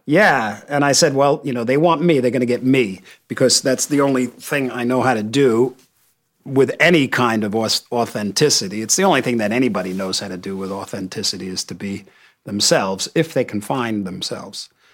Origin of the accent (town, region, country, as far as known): United States